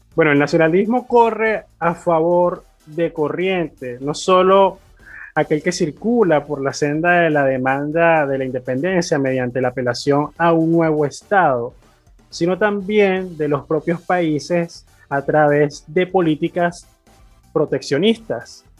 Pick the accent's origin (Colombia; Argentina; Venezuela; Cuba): Venezuela; siendo venezolano